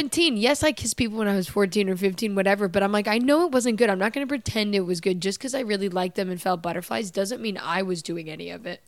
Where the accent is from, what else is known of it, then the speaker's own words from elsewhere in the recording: Canada; moved away; I'm from Canada